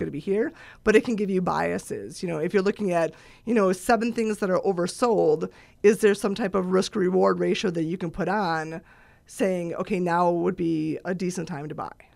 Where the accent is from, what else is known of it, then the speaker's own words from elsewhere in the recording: Eagle River, Wisconsin, United States; moved away; I'm from Eagle River, Wisconsin